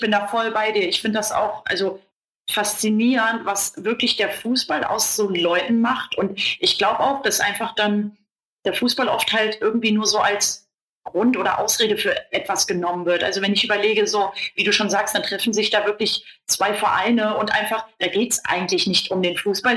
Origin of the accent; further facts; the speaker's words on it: Kassel, Hesse, Germany; weil ich komme ja aus Kassel